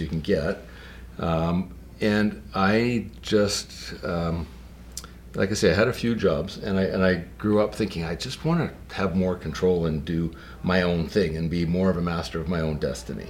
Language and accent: English; Kelowna, British Columbia, Canada; I grew up in Kelowna. I wasn't born here. I can't say I was born and raised here, but I moved here. My parents moved here when I was in grade 3, and have been here ever since, never left